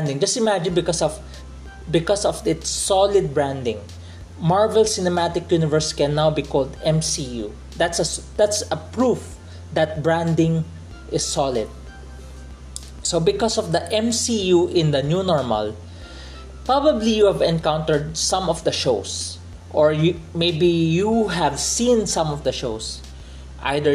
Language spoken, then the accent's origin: English; Philippines; as a Filipino